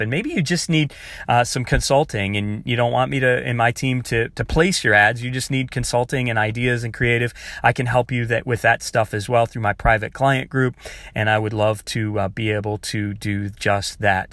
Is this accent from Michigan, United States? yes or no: yes; Michigan, United States; I grew up in Michigan